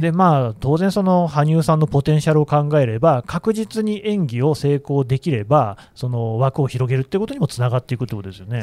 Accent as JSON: {"language": "Japanese", "town": "Nagoya", "region": "Aichi", "country": "Japan", "tie": "born or raised there", "said": "私もですね名古屋の出身なんで"}